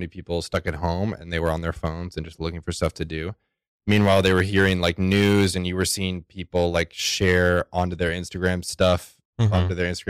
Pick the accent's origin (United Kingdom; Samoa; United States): United States; Texas; moved away as an adult; I'm from Texas, so I grew up building like decks and fences and tree houses and whatever.